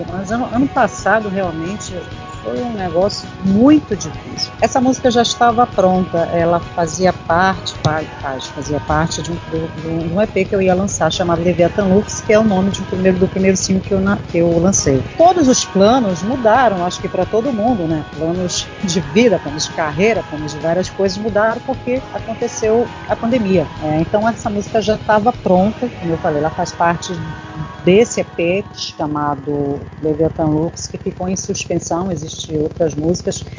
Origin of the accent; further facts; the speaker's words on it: Belém, Pará, Brazil; moved away as an adult; also born or lived in São Paulo; eu saí de Belém, circulei pelo Brasil, morei fora, morei em São Paulo durante muitos anos